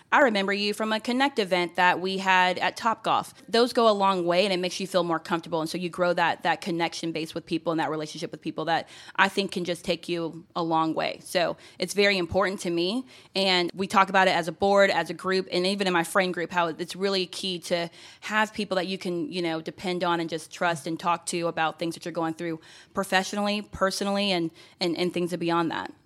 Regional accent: Gwinnett County, Georgia, United States; I grew up here in Gwinnett County, and so as a fellow Gwinnetian

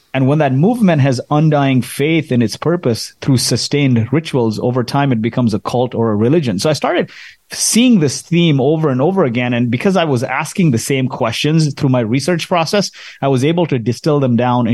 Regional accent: Kuwait; So I grew up in Kuwait in the Middle East, and my parents are from India, grew up in the slums of Mumbai.

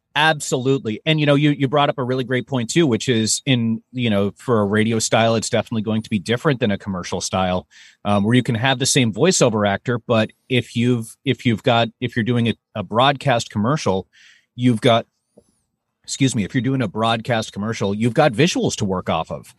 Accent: Massachusetts, United States; moved away as an adult; also born or lived in New York; now in Minneapolis, United States; originally I'm actually from Massachusetts

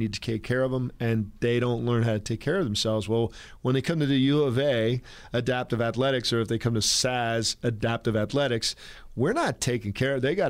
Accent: California, United States; Where I grew up in California, adaptive PE is a requirement

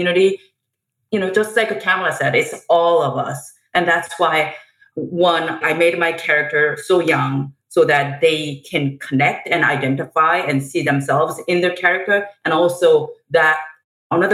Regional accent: South Korea; moved away; I grew up in South Korea

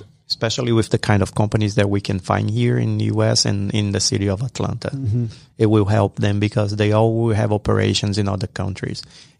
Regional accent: Brazil; English is a second language; Like Everest was telling him, I'm from Brazil.

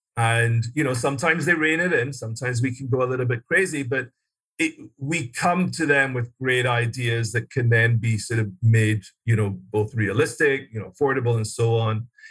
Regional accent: Glasgow, Scotland, United Kingdom; moved away as an adult; also born or lived in London; I was born and raised in Scotland, uh, Glasgow, Scotland, and went to school there

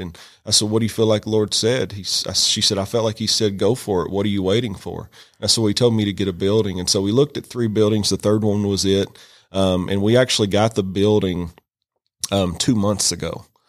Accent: Western Kentucky, United States; moved away as an adult; now in Rome, United States; I'm from Kentucky originally

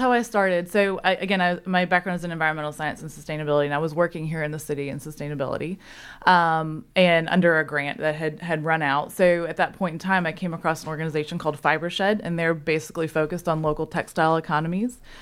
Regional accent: Memphis, Tennessee, United States; moved away as an adult; now in Chattanooga, United States; I'm originally from Memphis

